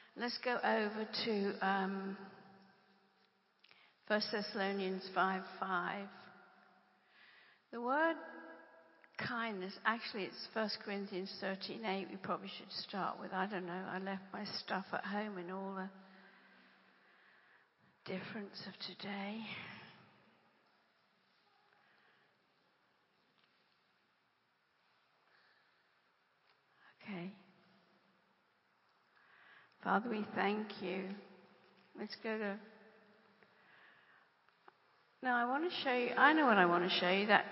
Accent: England, United Kingdom; I'm English

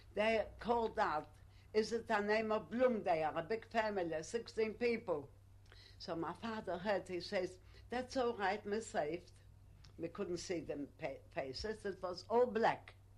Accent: Poland; English is a second language; now in United Kingdom; I come from Poland. I couldn't speak English

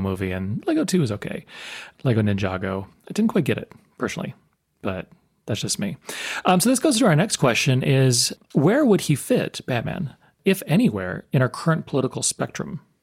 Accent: United States; being American

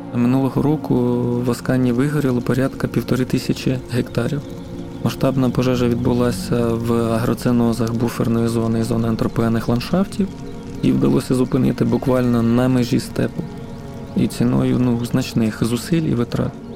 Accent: Arkhanhelske, Kherson Oblast, Ukraine; Я сам родом з Херсонської області. Це маленьке селище Архангельське на півночі Херсонської області

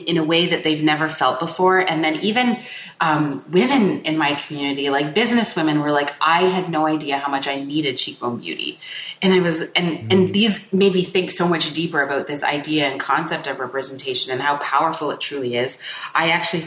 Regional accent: Canada; born or raised there

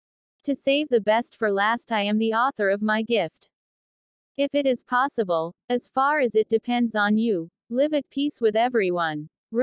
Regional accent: Las Vegas, Nevada, United States; Growing up in Las Vegas in the United States, many see this city as a lucky jackpot town because it is called Sin City.

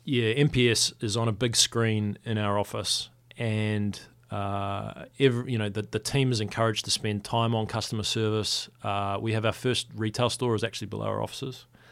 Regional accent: Wellington, New Zealand; to qualify in my hometown

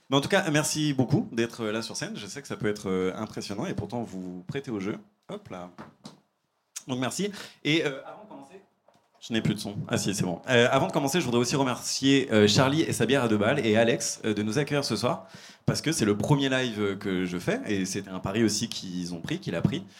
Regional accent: Île-de-France, France; moi, je viens de banlieue, euh, des HLM de banlieue

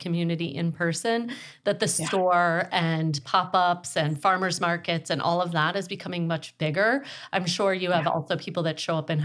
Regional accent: Lake Michigan, Midwest, United States; a Midwesterner that grew up on Lake Michigan

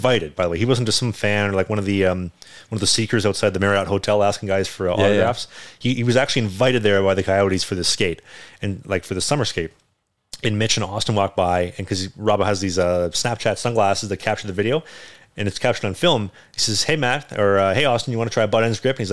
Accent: Winnipeg, Manitoba, Canada; now in Vancouver, Canada; Winnipeg, my hometown

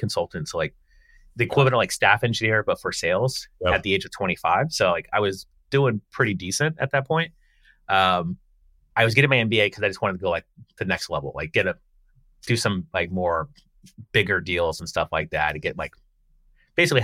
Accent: Palm Harbor, Florida, United States; I grew up in Florida, so outside of Tampa. So grew up on Tampa Road

